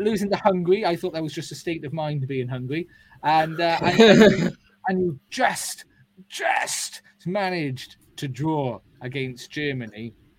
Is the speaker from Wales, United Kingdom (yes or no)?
yes; Wales, United Kingdom; as a Welshman